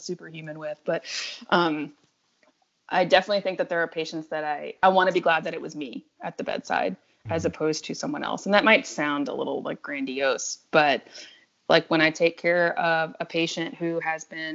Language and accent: English; New Orleans, Louisiana, United States; I'm home now, because I'm in New Orleans